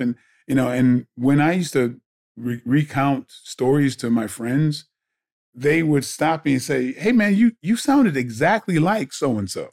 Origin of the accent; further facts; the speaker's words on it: Bridgeport, Connecticut, United States; I grew up in Bridgeport, Connecticut